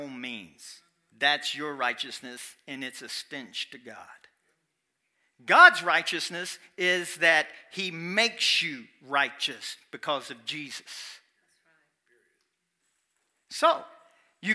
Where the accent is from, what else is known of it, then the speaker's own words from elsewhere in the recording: Kentucky, United States; I'm from Kentucky, and my English won't be.